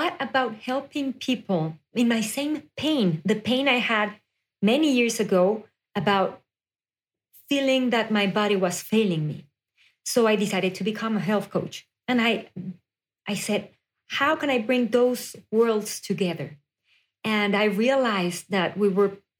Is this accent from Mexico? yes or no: yes; Mexico City, Mexico; moved away as an adult; now in United States; I was born and raised in Mexico City, and then I moved to the U.S. around 7 years ago